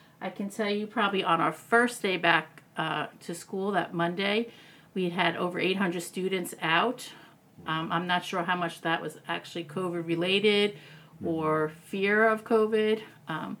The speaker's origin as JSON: {"language": "English", "region": "East Coast", "country": "United States", "also_born_or_lived": "New York / Baltimore, Maryland", "moved": "as an adult", "lives_now": "Downey, United States", "said": "I'm actually from the East Coast"}